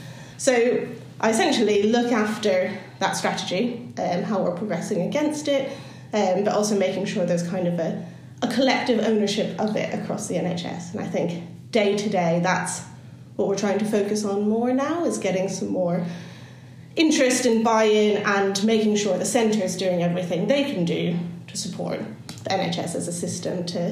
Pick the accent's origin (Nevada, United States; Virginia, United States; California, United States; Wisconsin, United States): California, United States; moved away as an adult; now in United Kingdom; so I was born and raised in California, and that's where the kind of strange accent comes from.